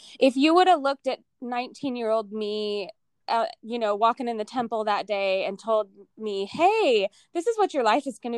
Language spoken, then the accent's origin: English; the South, United States; I'm from the South originally. My family is from the South